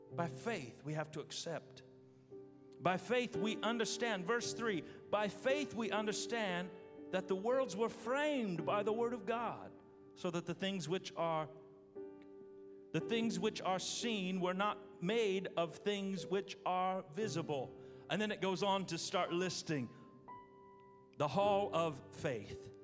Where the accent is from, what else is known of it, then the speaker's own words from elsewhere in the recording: Terre Haute, Indiana, United States; moved away; I'm from Terre Haute, Indiana.